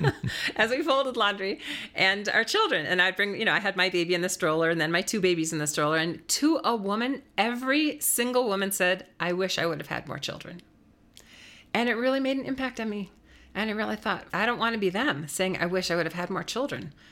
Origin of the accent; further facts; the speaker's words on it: Wisconsin, United States; also born or lived in New York area; now in Denver, United States; I was from Wisconsin